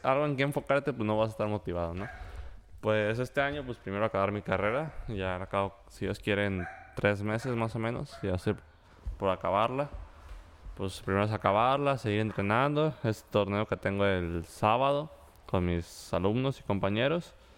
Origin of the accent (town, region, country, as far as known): Mexico